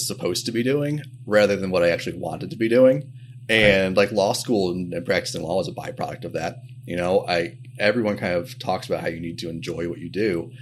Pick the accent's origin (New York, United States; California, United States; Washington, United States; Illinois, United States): Illinois, United States; Champaign; moved away as an adult; also born or lived in Chicago, Illinois; I'm originally from Champaign, Illinois. I grew up there, went to college there, and then moved up to Chicago for law school in 2005